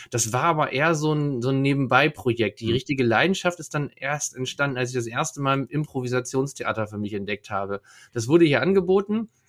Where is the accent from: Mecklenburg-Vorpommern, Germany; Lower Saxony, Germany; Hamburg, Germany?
Lower Saxony, Germany; Leer; Ich komme aus Leer, ja, Leer, Ostfriesland, das Tor Ostfrieslands kann man auch sagen. Da bin ich geboren und aufgewachsen